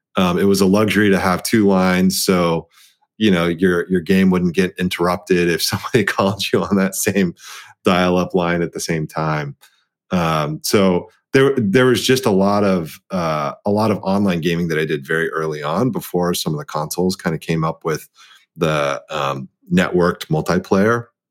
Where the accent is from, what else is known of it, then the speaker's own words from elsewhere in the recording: Dallas, Texas, United States; being the the eldest child of an immigrant, um, set of parents, and growing up in Dallas, Texas